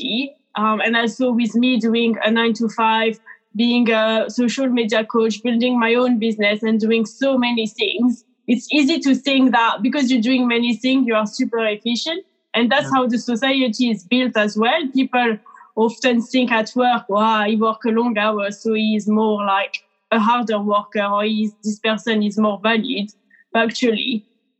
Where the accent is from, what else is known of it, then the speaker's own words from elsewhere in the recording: France; now in United Kingdom; working in UK, because I'm from France originally